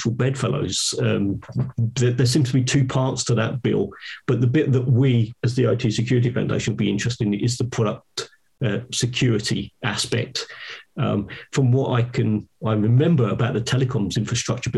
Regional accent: United Kingdom; I'm British

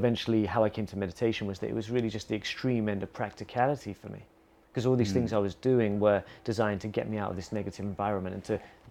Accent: England, United Kingdom; now in Bali, Indonesia; growing up in England

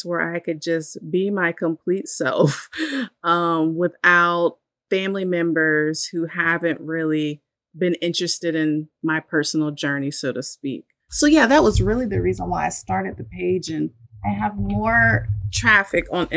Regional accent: Virginia Beach, Virginia, United States; once we moved out of my grandparents' home into, you know, a townhouse in Virginia Beach, we stopped going to church

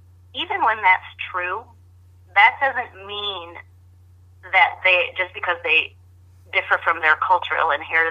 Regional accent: United States; I'm speaking as an American

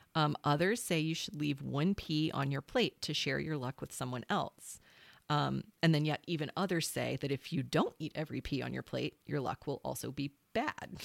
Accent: South Carolina, United States; I'm a South Carolinian

